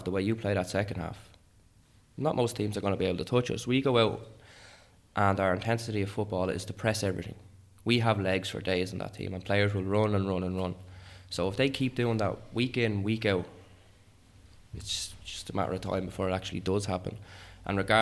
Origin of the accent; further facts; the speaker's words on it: Dublin, Leinster, Ireland; now in Carrick-on-Shannon, Ireland; I'm originally from Dublin.